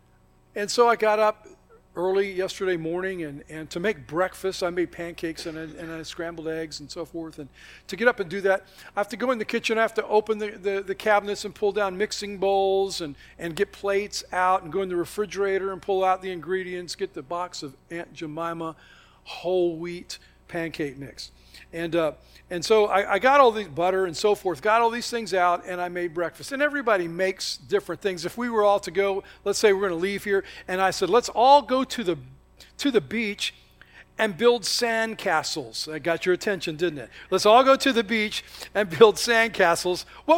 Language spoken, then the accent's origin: English; the South, United States; I can't help how I think about things because that's my heritage. That's, you know, I'm from the South, so I prefer sweet tea.